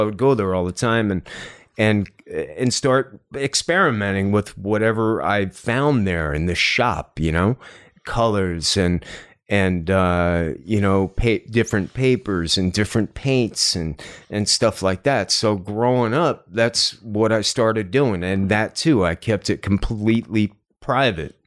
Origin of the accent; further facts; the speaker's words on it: New Jersey, United States; also born or lived in New York City / Los Angeles; now in Cleveland, United States; I grew up in Jersey